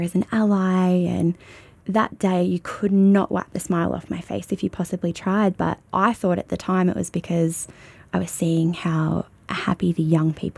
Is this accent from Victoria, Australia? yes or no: yes; Shepparton, Victoria, Australia; I've never known anything other than Shepparton